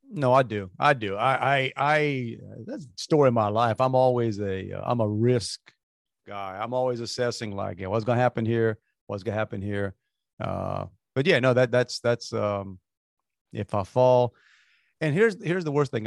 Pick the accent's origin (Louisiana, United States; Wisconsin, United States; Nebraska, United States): Louisiana, United States; Galliano; now in Houston, United States; growing up in Galliana